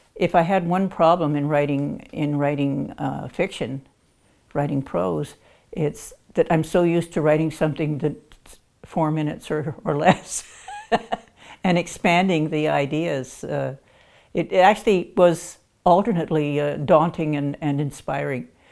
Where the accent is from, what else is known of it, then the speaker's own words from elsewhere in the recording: Chatham, Ontario, Canada; I was born and raised in Chatham, Ontario, and I come from a musical family